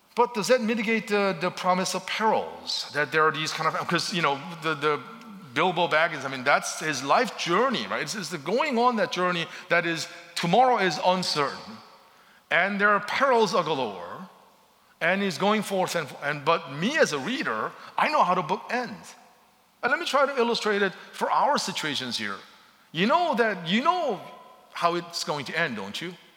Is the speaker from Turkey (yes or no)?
no; Seoul, South Korea; moved away; growing up in Seoul, Korea